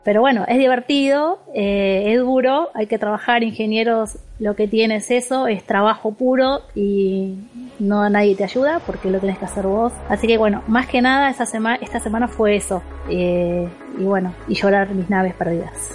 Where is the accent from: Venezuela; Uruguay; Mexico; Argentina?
Argentina; yo soy de Argentina